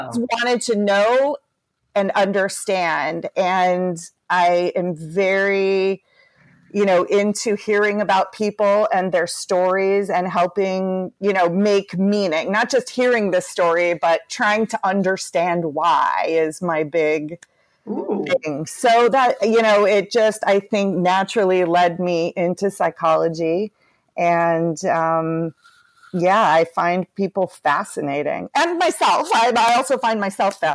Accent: Southern California, United States; I've been born and raised in Southern California

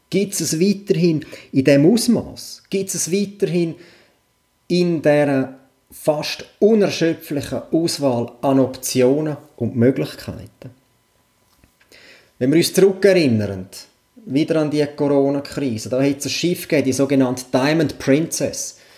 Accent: Switzerland; Und da rede ich jetzt nicht nur von meinem Heimatkanton, da rede ich wirklich schweizweit.

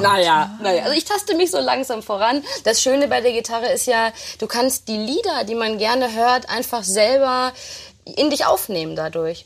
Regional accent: Herne, North Rhine-Westphalia, Germany; in Herne, in meiner Heimatstadt

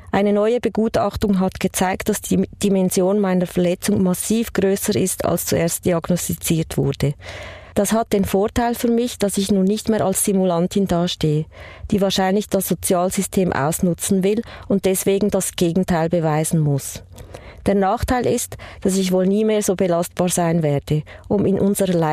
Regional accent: Poland; now in Switzerland; Also ich bin ursprünglich aus Polen, ich bin äh, Immigrantin und äh, ich hatte einen, schon einen sehr schweren Start hier in der Schweiz.

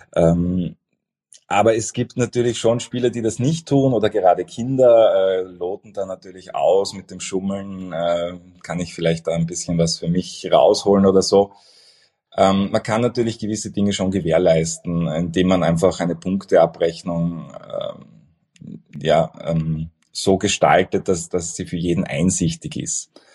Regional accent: Vienna, Austria; ich bin, bin ein Wiener

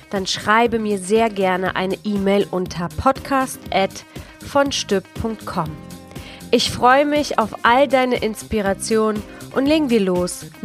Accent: Szczecin, West Pomeranian Voivodeship, Poland; oder sogar einer kleinen armen Stadt in Polen wie Stettin, wo ich herkomme, ist jeder in sein Handy vertieft

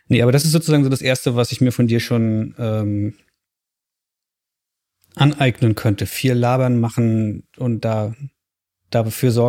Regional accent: East Germany, Germany; ich bin Ossi.

